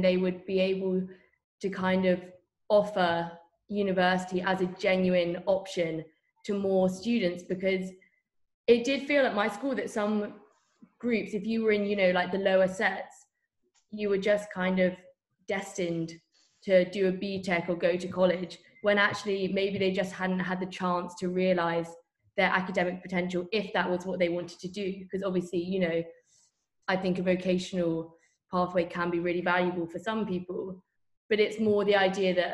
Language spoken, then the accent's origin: English; Bath, South West England, United Kingdom; I'm from Bath, which is obviously geographically very close to Bristol